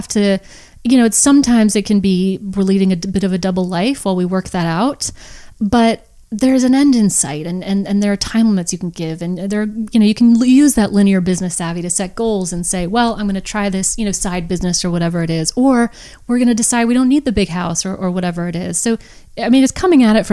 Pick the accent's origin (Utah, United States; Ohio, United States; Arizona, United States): Arizona, United States; Phoenix; I was born in Phoenix, Arizona